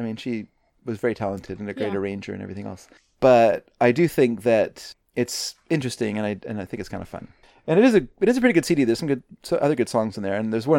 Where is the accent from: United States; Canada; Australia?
Canada; Delta, British Columbia; moved away; the Big Dipper ice cream shop where I grew up in North Delta.